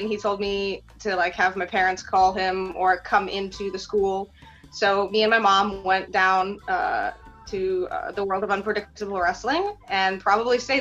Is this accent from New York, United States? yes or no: yes; New York City, New York, United States; English is a second language; also born or lived in Moscow, Russia; growing up in Queens